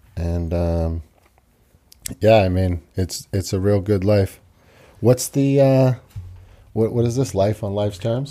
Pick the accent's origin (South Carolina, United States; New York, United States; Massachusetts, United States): Massachusetts, United States; Quincy; also born or lived in Tokyo, Japan; I grew up here in Quincy